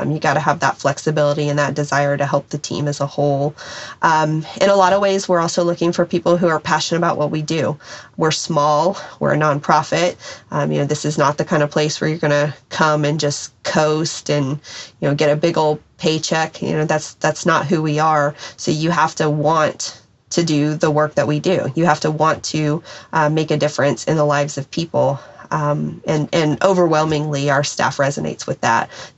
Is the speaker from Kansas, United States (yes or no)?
yes; Wichita, Kansas, United States; born there; So I was born in Wichita, which has lots of ties to aviation, Boeing, Beach.